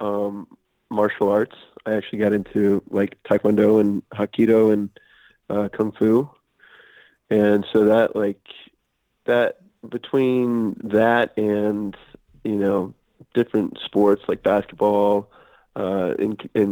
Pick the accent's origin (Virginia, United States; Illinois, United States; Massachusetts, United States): Virginia, United States; Alexandria; moved away as an adult; now in Los Angeles, United States; I grew up in Alexandria, Virginia, right outside of Washington, D.C.